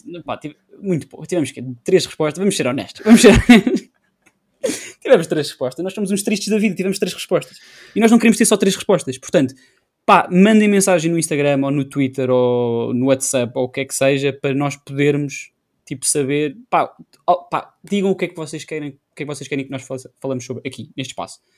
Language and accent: Portuguese; Portugal; somos portugueses